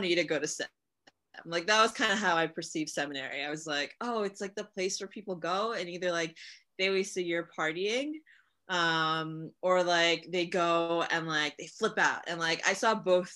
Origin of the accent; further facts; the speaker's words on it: Hollywood, Florida, United States; moved away as an adult; now in Israel; I was born and raised in Hollywood, Florida.